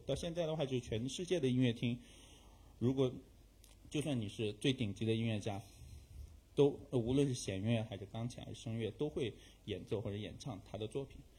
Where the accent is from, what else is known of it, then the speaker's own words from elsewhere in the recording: China; 我们中国人